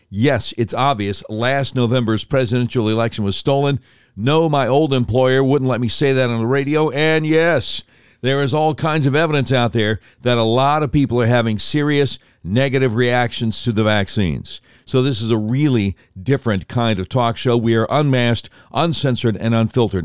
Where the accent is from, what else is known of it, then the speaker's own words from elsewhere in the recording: Charlotte, North Carolina, United States; also born or lived in Norfolk, Virginia; I was born in Norfolk, Virginia. Grew up in Charlotte, but born in Virginia